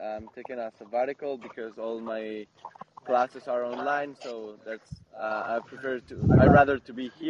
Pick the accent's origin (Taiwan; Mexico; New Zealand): Mexico; now in Whistler, Canada; I'm actually from Mexico, and well, right now I'm living in Whistler for the next few months.